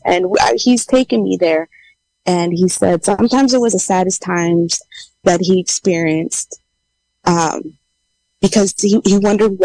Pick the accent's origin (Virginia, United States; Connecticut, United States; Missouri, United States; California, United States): California, United States; Yosemite; also born or lived in San Jose, California; I was born in San Jose, California, but I was raised in Yosemite